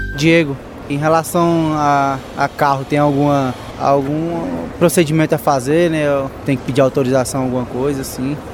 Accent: Brasília, Federal District, Brazil; sou brasiliense e tenho 22 anos

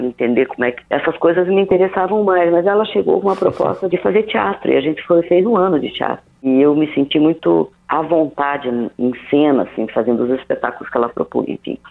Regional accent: São Mateus do Sul, Paraná, Brazil; moved away; Eu venho de uma cidade do interior do Paraná, chama Mateus do Sul

